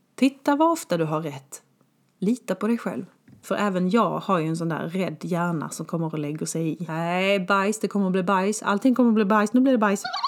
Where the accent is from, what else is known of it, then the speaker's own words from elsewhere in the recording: Skåne, Sweden; moved away as an adult; also born or lived in Stockholm, Sweden / Malmö, Sweden / Germany; jag ska landa hemma i Skåne. Så jag lämnade min 19 kvadrat lägenhet på Zinkensdamm och flyttade pick och pack hem till mamma och pappa